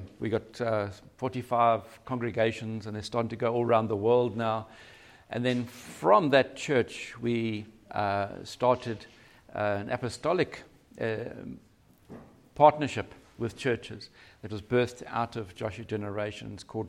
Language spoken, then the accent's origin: English; Cape Town, Western Cape, South Africa; Yeah, so we're from Cape Town